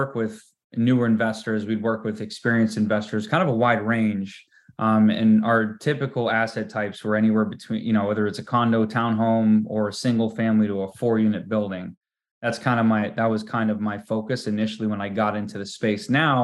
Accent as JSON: {"language": "English", "town": "Malden", "region": "Massachusetts", "country": "United States", "tie": "born or raised there", "also_born_or_lived": "Newton, Massachusetts", "moved": "as an adult", "lives_now": "San Diego, United States", "said": "I was born and raised in Malden, Massachusetts, and just 4 miles north of Boston"}